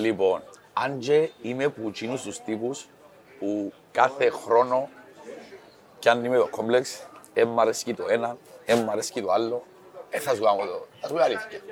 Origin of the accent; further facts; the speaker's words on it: Cyprus; είμαι από την Κύπρο